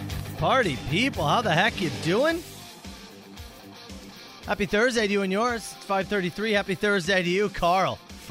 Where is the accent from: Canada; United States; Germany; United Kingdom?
Canada; British Columbia; now in St. Catharines, Canada; Growing up in British Columbia